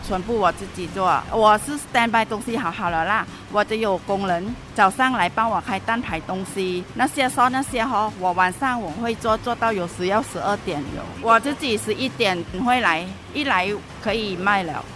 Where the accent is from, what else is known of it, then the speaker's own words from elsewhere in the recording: Thailand; now in Singapore; 家乡的味道，材料全部是从泰国过来